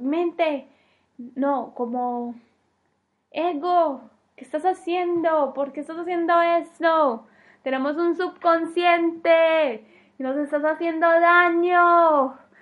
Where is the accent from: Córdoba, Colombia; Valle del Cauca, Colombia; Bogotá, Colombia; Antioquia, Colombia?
Antioquia, Colombia; Medellín; moved away as an adult; now in Denmark; soy de Medellín, Colombia, pero vivo en Dinamarca